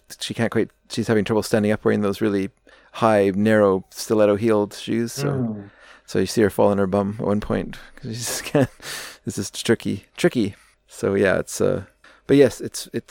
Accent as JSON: {"language": "English", "country": "Canada", "said": "me as a Canadian"}